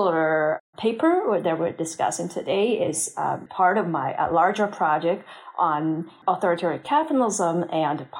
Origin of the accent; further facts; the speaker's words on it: China; moved away as an adult; also born or lived in North America; I grew up in China